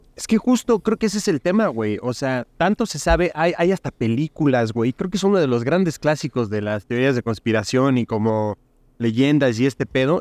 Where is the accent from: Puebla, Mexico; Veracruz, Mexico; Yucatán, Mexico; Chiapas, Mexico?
Puebla, Mexico; nací en Puebla